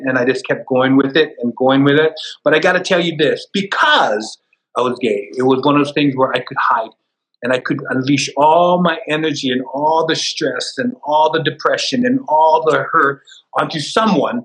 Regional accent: Hawaii, United States; growing up in Hawaii

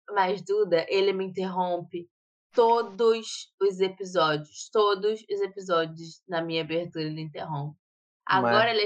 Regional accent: Paraná, Brazil; Eu sou do Paraná.

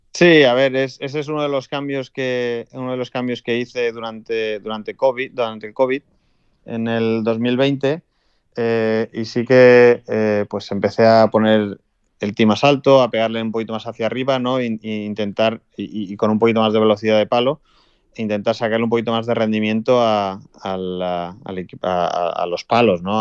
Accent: Spain; Como español

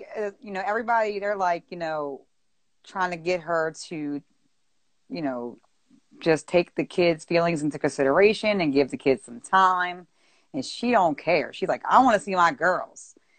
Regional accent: Baltimore, Maryland, United States; I'm from Baltimore, Maryland. So that's where I'm from.

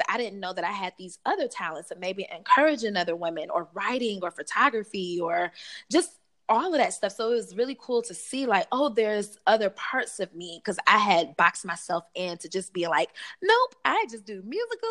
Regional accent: Detroit, Michigan, United States; I grew up on the west side of Detroit

